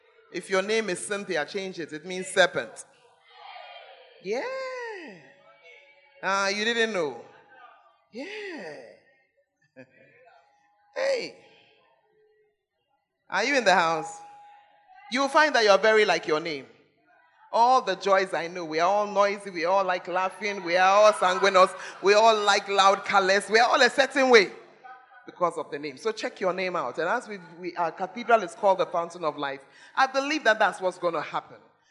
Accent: Accra, Greater Accra, Ghana; moved away; also born or lived in Tamale; I'm a girl from Accra.

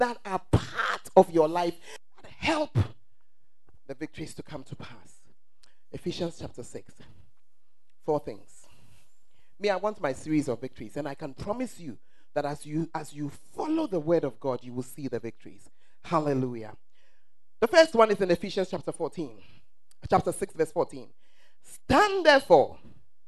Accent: Ghana; the truth of us as Ghanaians

